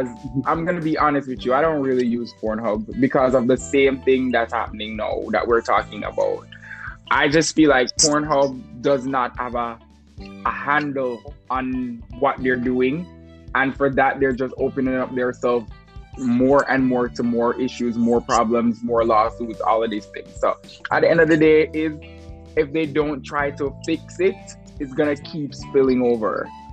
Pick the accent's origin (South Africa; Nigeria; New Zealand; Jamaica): Jamaica; I'm from Jamaica. I'm not from Kingston, though.